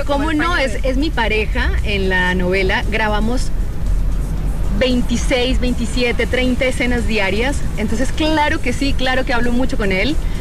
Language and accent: Spanish; Colombia; yo que soy buena colombiana